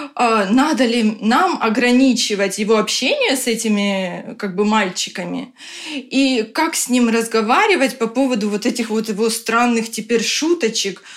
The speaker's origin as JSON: {"language": "Russian", "country": "Ukraine", "moved": "as an adult", "lives_now": "Tallinn, Estonia", "said": "мы сами из Украины, сейчас вынуждены живем в Таллине"}